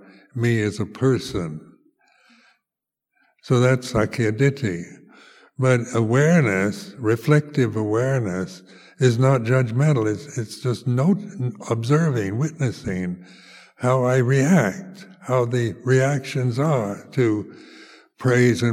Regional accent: United States; also born or lived in Amaravati, England; now in United Kingdom; as a teenager growing up in the United States

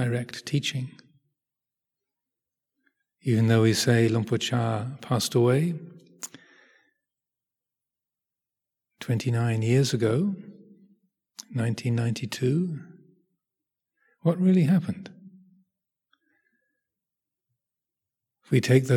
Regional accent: England, United Kingdom; I'm 64 years old. I was born in England

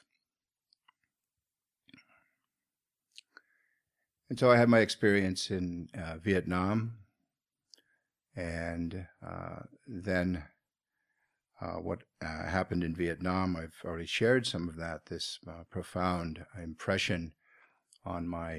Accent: Seattle, Washington, United States; where I grew up in Seattle, Washington.

